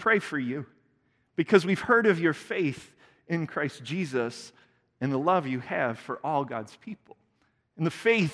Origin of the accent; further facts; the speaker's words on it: Indiana, United States; I grew up in Indiana. I'm a Hoosier.